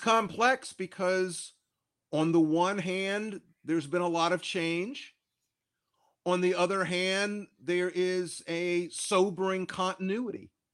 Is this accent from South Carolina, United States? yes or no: yes; Columbia, South Carolina, United States; now in Cambridge, United States; in my home state, I'm, I'm from South Carolina. I was born in nineteen fifty-four in Columbia, South Carolina.